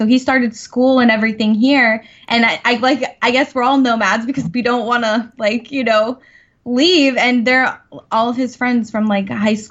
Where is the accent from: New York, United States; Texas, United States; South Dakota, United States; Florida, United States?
Florida, United States; Naples; also born or lived in New Hampshire; I'm born and raised in Naples, Florida.